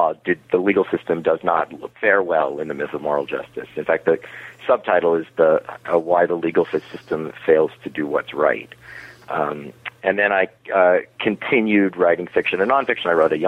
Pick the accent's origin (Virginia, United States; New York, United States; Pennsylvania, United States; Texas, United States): New York, United States; New York City; also born or lived in Miami Beach, Florida; Well, I was born in New York City. My parents were Holocaust survivors, and they retired to Miami Beach, Florida, which is a very unusual retirement for elderly Jews. And then I finished my high school era there